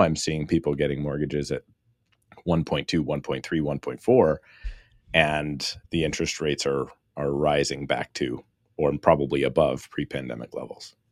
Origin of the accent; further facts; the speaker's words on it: Surrey, British Columbia, Canada; I am born and raised in Surrey, B C, which is about thirty minutes outside of Vancouver